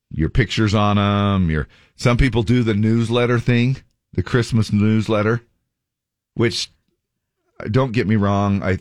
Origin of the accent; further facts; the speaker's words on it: the South, United States; I grew up in the South